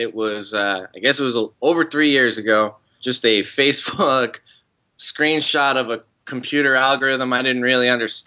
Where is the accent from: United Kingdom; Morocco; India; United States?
United States; New Jersey; now in the South, United States; I grew up in New Jersey. I've since moved down south.